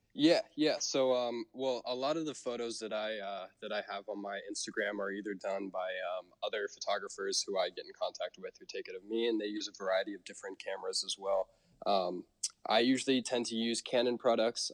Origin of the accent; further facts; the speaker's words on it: Portland, Oregon, United States; also born or lived in Hawaii; growing up in Portland, we are one of the very few states where uh, we actually don't pump our own gas